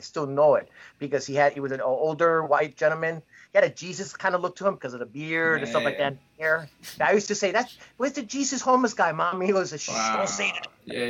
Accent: New York City, New York, United States; also born or lived in Rockaway; I grew up in Flushing before I came to the Rockaway.

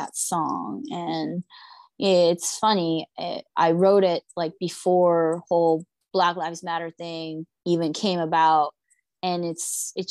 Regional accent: United States; also born or lived in Seoul, South Korea; as a Korean American, it's really interesting, because me growing up in America

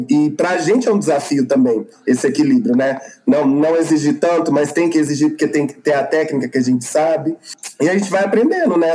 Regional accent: Araguari, Minas Gerais, Brazil; moved away as an adult; now in Uberlândia, Brazil; sou de Araguari, agora moro em Berlândia

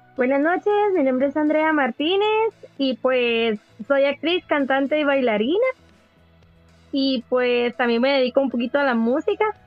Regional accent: Guatemala; nosotros como guatemaltecos

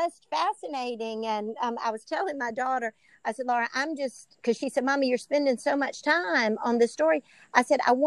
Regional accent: Bishopville, South Carolina, United States; my hometown.

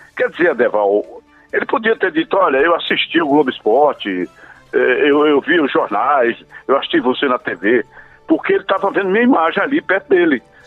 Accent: Caruaru, Pernambuco, Brazil; moved away; sou de Caruaru, matutinho de Caruaru

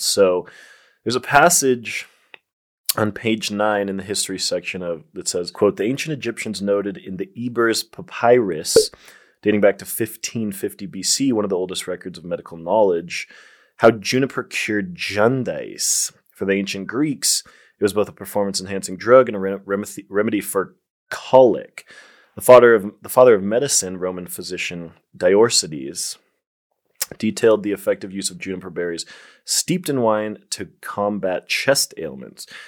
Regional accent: Colorado, United States; I'm from Colorado, the first state to legalize it

